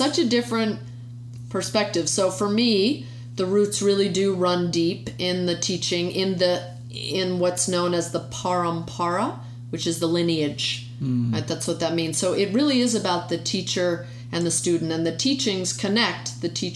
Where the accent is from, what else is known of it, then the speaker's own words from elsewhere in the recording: United States; being an American, you know, we've grown up with this idea of separation of church and state